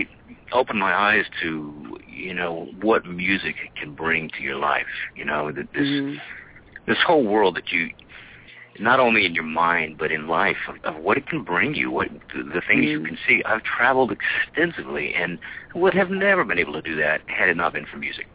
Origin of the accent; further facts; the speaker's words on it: El Paso, Texas, United States; also born or lived in New Mexico; I was born in El Paso. Grew up, in the running around the deserts of New Mexico and West Texas